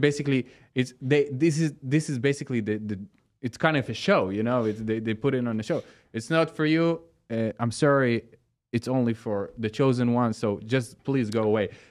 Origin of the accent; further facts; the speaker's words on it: Sea of Galilee area, Northern District, Israel; English is a second language; moved away; I born in the area near the Sea of Galilee. It's in the north side of Israel